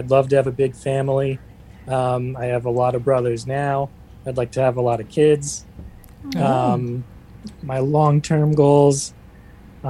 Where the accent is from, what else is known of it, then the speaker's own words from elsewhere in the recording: Smithtown, New York, United States; I'm from Smithtown